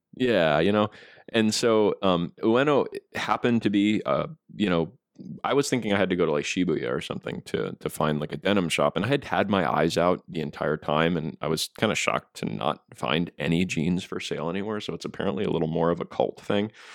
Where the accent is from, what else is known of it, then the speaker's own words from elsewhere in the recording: United States; as an American